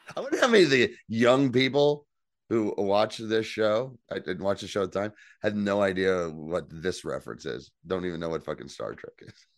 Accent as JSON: {"language": "English", "region": "New Jersey", "country": "United States", "said": "I'm from New Jersey. We don't pump our own gas in New"}